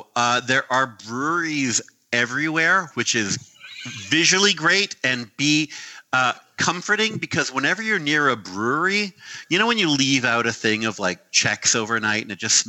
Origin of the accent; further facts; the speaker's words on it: Canada; moved away; growing up in Canada